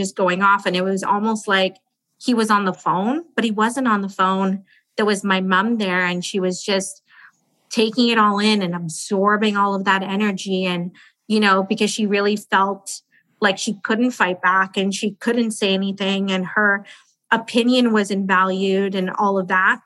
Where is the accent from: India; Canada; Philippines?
India; We're from India